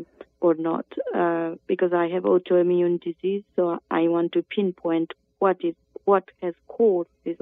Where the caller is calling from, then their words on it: London, United Kingdom; I'm calling you from London in the United Kingdom.